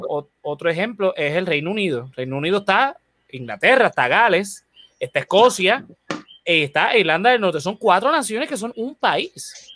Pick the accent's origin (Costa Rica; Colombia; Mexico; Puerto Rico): Puerto Rico; en Puerto Rico seguimos hablando español, nos seguimos identificando como puertorriqueños